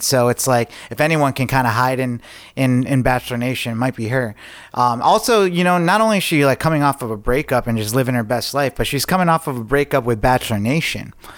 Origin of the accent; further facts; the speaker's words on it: Lake George, New York, United States; moved away; I just got back from Lake George, New York. Um, I went up there with my girlfriend and um, introduced her to my hometown